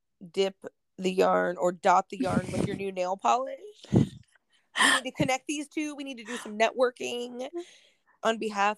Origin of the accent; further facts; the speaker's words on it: United States; just here as an American